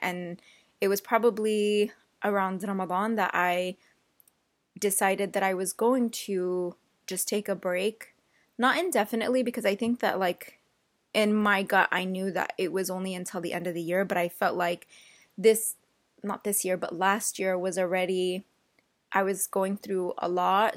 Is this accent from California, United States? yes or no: yes; Central Valley, California, United States; also born or lived in Yemen; I've lived in the Central Valley my entire life